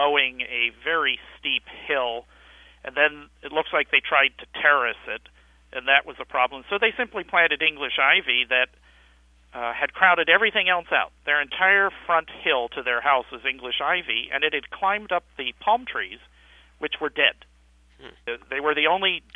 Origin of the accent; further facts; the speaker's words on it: Maryland, United States; also born or lived in Los Angeles, California; I am proud to say that I was born in Los Angeles. However, I'm also proud to say that I've spent most of my life in an area 1/12 the size of California, Maryland